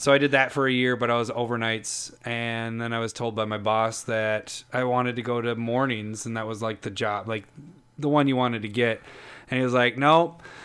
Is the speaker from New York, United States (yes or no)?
no; Minnesota, United States; as a Minnesotan